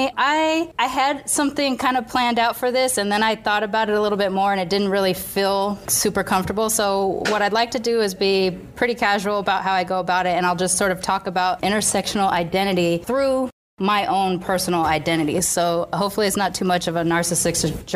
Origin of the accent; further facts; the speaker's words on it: Long Beach, California, United States; I lived in Long Beach on the border of Compton